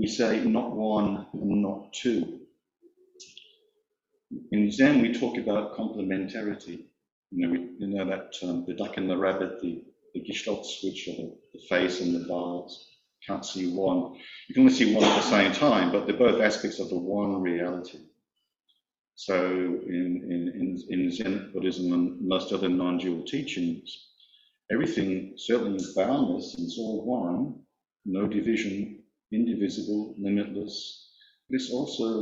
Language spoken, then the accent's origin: English; Australia